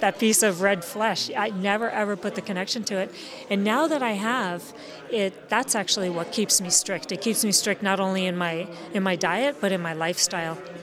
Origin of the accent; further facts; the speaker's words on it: United States; I'm American